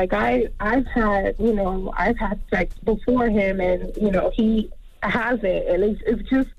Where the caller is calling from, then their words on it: Miami, Florida, United States; Hello, hi. I'm calling from Miami.